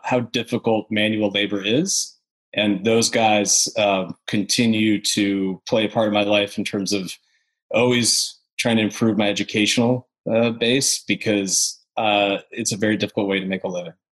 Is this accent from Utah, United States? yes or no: no; upstate New York, United States; now in Nashville, United States; So I'm from New York originally, from upstate New York, out in the country kind of close to Canada